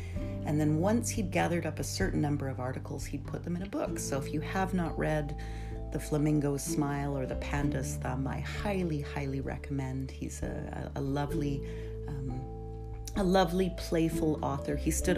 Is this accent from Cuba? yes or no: no; Norway; also born or lived in Canada; So I am Norwegian Canadian and I grew up in Norway and Canada.